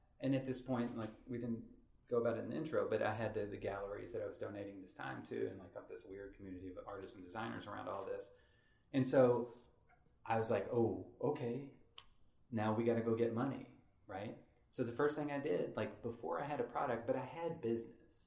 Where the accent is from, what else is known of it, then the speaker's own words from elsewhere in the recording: Henderson, Kentucky, United States; where I grew up in Henderson